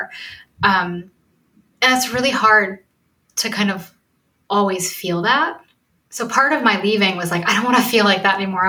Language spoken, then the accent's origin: English; Oak Park, United States; I grew up in Oak Park